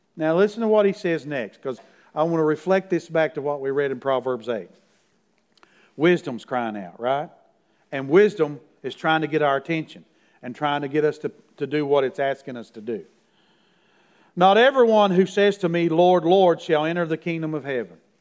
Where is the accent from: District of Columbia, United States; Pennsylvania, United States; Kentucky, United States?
Kentucky, United States; Middlesboro; Farrah Fawcett came to my hometown because Lee Majors is from my hometown, $6 million man, by the way. And when he was married to her, he brought her to Middlesboro, Kentucky one time